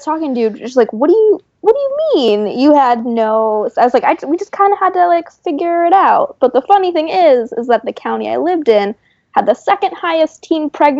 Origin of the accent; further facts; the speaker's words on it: North Florida, United States; I moved from South Florida to a very rural North Florida sort of area